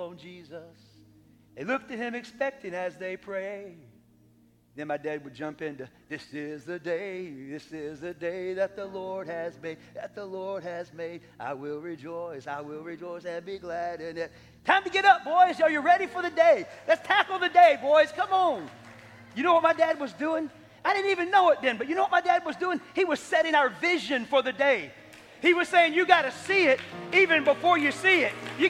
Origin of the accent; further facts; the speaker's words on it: Tampa, Florida, United States; I grew up here in Tampa